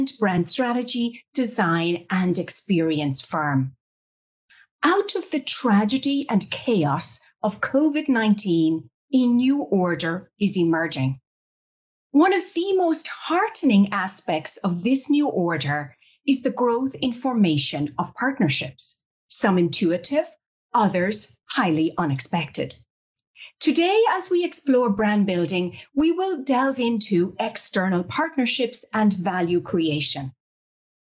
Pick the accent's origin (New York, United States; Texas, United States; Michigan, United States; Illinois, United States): New York, United States; my hometown, New York